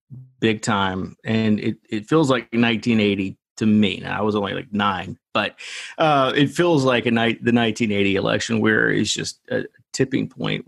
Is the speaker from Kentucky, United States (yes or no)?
yes; Kentucky, United States; I'm from Kentucky.